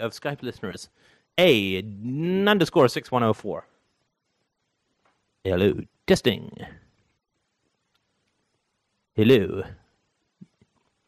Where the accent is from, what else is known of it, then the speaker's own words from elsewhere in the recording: Canada; I'm from Canada